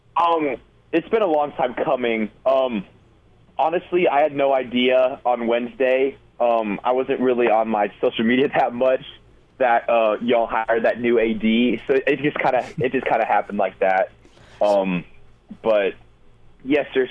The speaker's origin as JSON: {"language": "English", "region": "Florida", "country": "United States", "tie": "born or raised there", "also_born_or_lived": "Colorado / Austin, Texas", "said": "being from Florida, I mean I grew up in Colorado a little bit, but I pretty much lived in Florida for a while."}